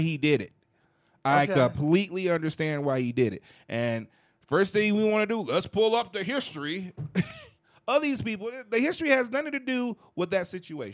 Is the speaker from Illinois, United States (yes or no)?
yes; Chicago, Illinois, United States; now in Denver, United States; I'm from Chicago